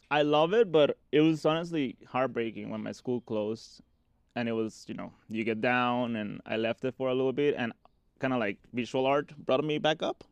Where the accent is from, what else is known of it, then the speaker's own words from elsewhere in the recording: Cabo San Lucas, Baja California Sur, Mexico; also born or lived in Tultitlán, State of Mexico / Maryland; now in Denver, United States; they moved when I was six to Cabo San Lucas, Mexico